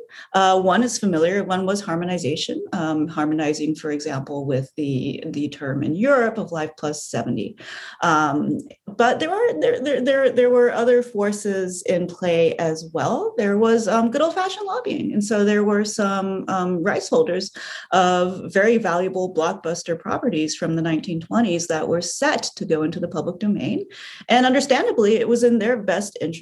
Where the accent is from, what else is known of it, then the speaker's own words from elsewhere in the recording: United States; As an American